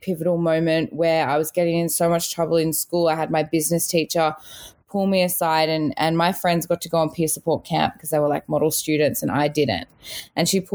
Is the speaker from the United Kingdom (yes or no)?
no; Australia; also born or lived in South Africa; I was born in South Africa. I immigrated to Australia with my family when I was little.